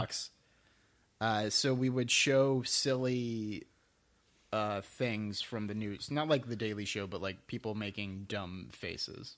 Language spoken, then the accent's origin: English; Sugar Land, Texas, United States; also born or lived in Houston, Texas; I actually grew up in a suburb called Sugarland and then moved into actual Houston